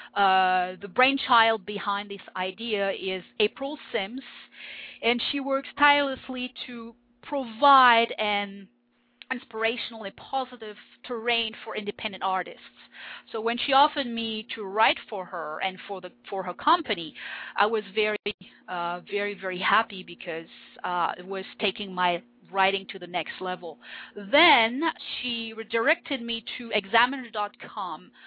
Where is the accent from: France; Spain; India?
France; first language French; English is a second language; moved away as an adult; now in Winnipeg, Canada; I was born in France. Um, I lived in France most of my life. I studied there, and when I was 25, I decided to move